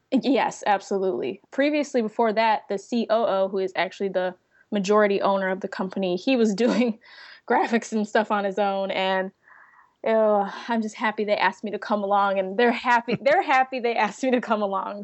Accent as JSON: {"language": "English", "town": "Chicago", "region": "Illinois", "country": "United States", "also_born_or_lived": "Savannah, Georgia", "moved": "as an adult", "lives_now": "Tampa, United States", "said": "I'm from Chicago. I'm currently in Tampa, Florida, working with the company"}